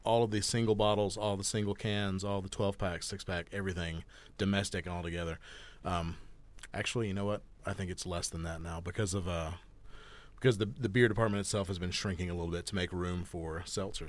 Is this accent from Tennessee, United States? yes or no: no; Georgia, United States; also born or lived in Florida Panhandle; now in Bend, United States; I'm originally from Georgia. Uh, in 2020, I moved here from the Florida Panhandle